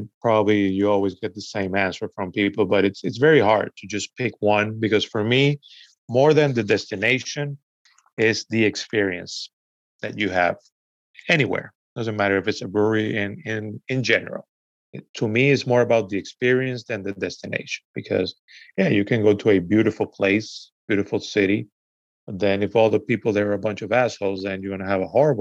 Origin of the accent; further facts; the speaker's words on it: Venezuela; also born or lived in United States; now in New York City, United States; I was born here in the US, but I grew up in Venezuela.